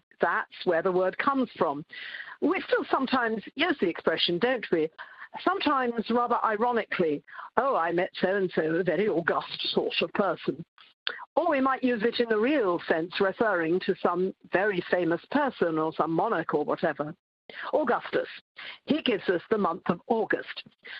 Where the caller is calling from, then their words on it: London, United Kingdom; Here in Britain, I'm speaking from London, we think of the long, straight Roman roads.